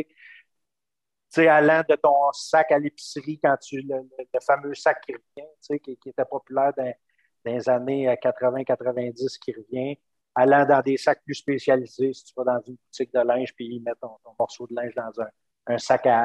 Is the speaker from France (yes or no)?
no; Cap-de-la-Madeleine, Quebec, Canada; also born or lived in Trois-Rivières / Montreal / Vancouver; je suis originaire du Cap de la Madeleine, euh, né au Cap de la Madeleine, euh, fait des études à, Trois-Rivières, j'ai fait des études à Montréal, je me suis promené un petit peu après, travaillé à Montréal. Je suis allé, même faire un petit tour à Vancouver